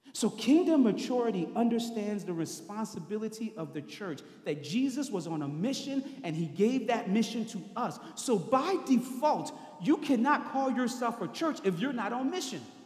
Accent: New Orleans, Louisiana, United States; I'm from New Orleans. That's where I grew up.

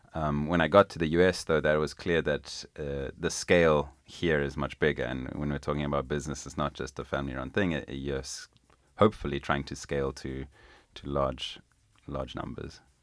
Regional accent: Zimbabwe; moved away as an adult; now in United States; I was born and raised in Zimbabwe, which is a little country down in southern Africa

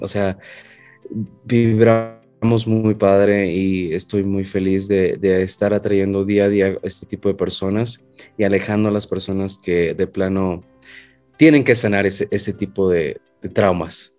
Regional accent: Mexico; Soy el primer mexicano que actúa en una de sus series.

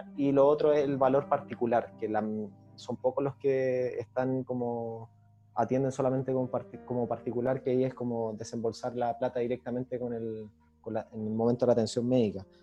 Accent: Viña del Mar, Valparaíso, Chile; now in Arica, Chile; yo soy de Viña

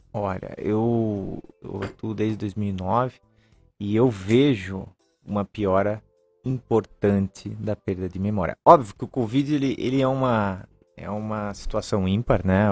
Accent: Lages, Santa Catarina, Brazil; eu sou catarinense, sou de Lages, mas o meu avô veio do, do Líbano.

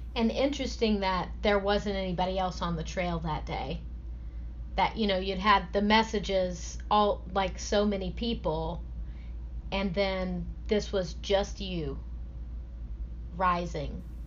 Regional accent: the South, United States; growing up in the South

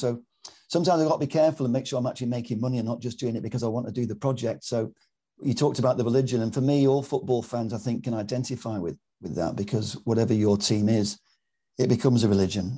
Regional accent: Manchester, North West England, United Kingdom; I'm a Mancunian Malteser because my mum's from Malta

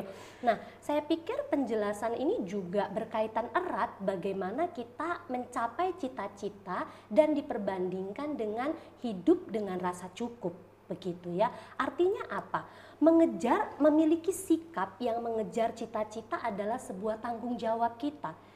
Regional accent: Medan, North Sumatra, Indonesia; moved away as an adult; also born or lived in Malang / Tangerang; now in Solo, Indonesia; Saya lahir dan besar di Medan

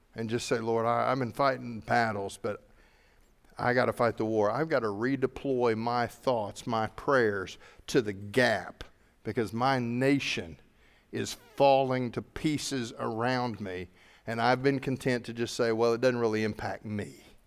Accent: United States; I'm a Christian before I'm an American. But I'm an American by the sovereign decision of God

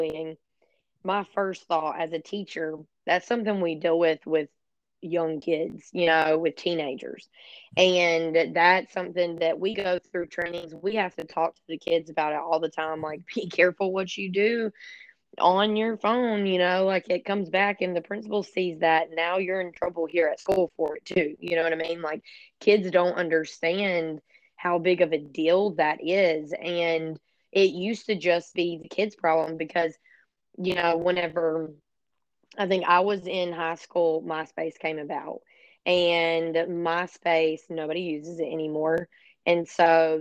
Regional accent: Florida, United States; I'm from Florida and I live, pretty much in the Apalachicola National Forest

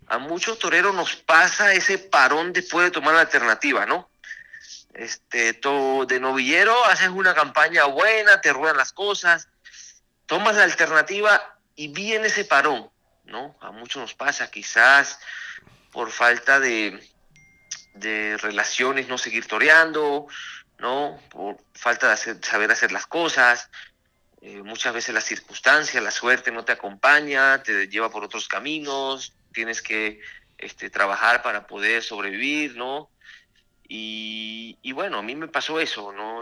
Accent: Mérida, Venezuela; now in Mexico; fui a mi país, tomé la alternativa con el maestro Enrique Ponce, de, padrino, y, y, bueno, fui toré algunas corridas en mi país, triunfé en mi alternativa, en Tobar, en Mérida

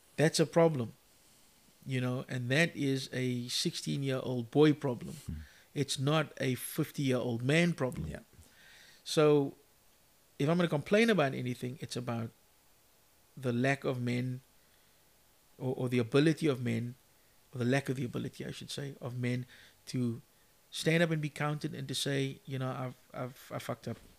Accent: Cape Town, Western Cape, South Africa; growing up in Mitchell's Plain

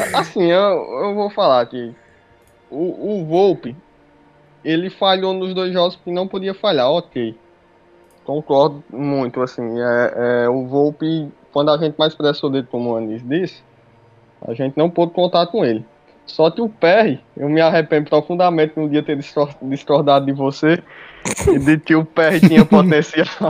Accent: Juazeiro do Norte, Ceará, Brazil; Eu sou do Ceará, Juazeiro do Norte.

